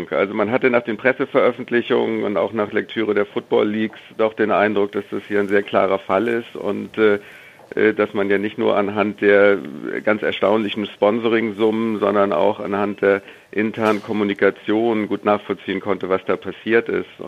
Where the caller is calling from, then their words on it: Hamburg, Germany; Guten Tag da muss ich Sie erstmal korrigieren. Ich bin aus Hamburg und nicht aus, aus